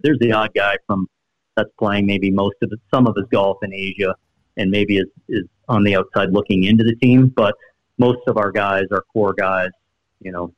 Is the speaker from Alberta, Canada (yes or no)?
no; Sarnia, Ontario, Canada; My hometown in Sarnia, it's a small community, about 70,000 people